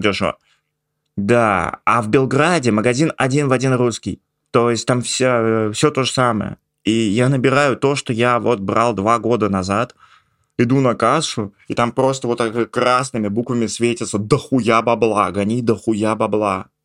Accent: Ivanovo, Ivanovo Oblast, Russia; moved away; я был из Иванова

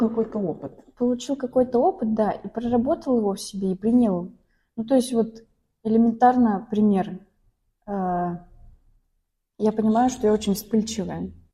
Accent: Izhevsk, Udmurtia, Russia; moved away; я из Ижевска родом.

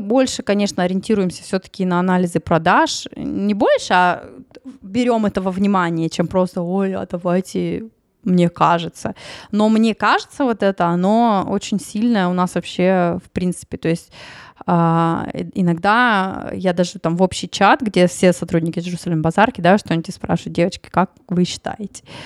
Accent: Tyumen, Tyumen Oblast, Russia; я из Тюмени

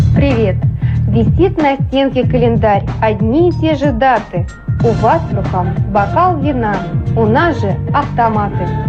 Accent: Saint Petersburg, Russia; я из Питера

